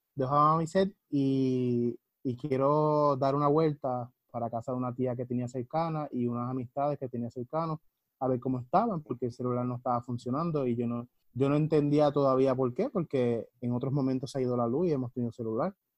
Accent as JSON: {"language": "Spanish", "town": "Ponce", "country": "Puerto Rico", "tie": "born or raised there", "also_born_or_lived": "Florida", "moved": "as an adult", "lives_now": "Arecibo, Puerto Rico", "said": "yo soy de Ponce de toda la vida, agarré mucha influencia en Florida y ahora estoy en Arecibo, Puerto Rico."}